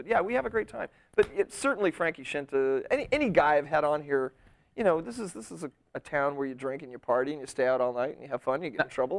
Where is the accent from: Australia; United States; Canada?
United States; Arizona; I was born in Arizona.